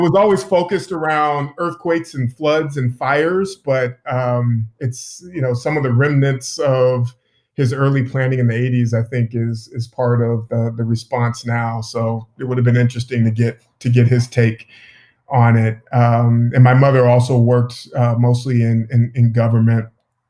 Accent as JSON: {"language": "English", "town": "Sacramento", "region": "California", "country": "United States", "tie": "born or raised there", "also_born_or_lived": "Oakland, California", "said": "I'm originally from East Oakland, but grew up mostly in Sacramento. And my parents live just outside of Sacramento now."}